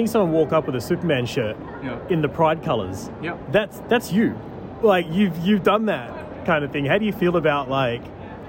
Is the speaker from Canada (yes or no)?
no; Australia; I'm actually Pakistani, is my background, but I was born and bred in Australia.